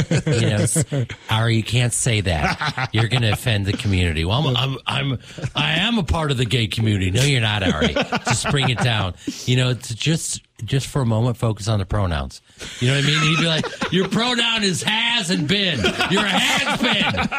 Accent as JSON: {"language": "English", "town": "Chicago", "region": "Illinois", "country": "United States", "tie": "born or raised there", "said": "I grew up in Chicago right next to you guys."}